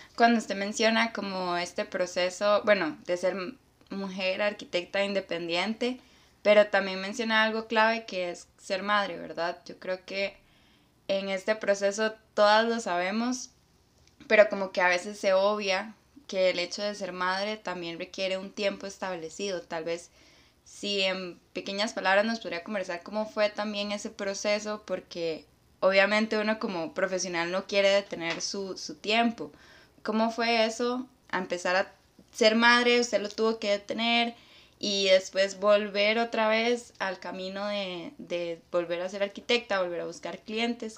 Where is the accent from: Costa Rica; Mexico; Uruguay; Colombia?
Costa Rica; nosotros como costarricenses